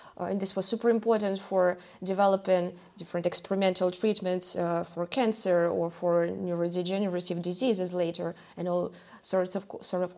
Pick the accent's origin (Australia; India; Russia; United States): Russia; now in Germany; my home country. So I come from Russia